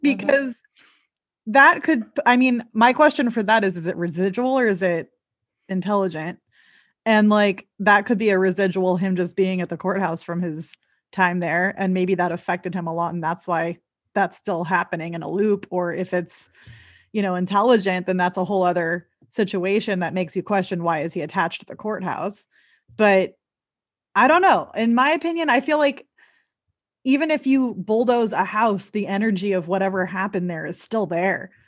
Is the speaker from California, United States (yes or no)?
yes; Southern California, United States; now in Seattle, United States; I live in Seattle. I'm originally from the Southern California area